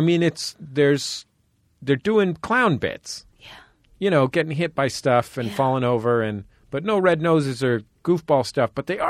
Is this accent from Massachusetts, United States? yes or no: no; San Francisco, California, United States; born or raised there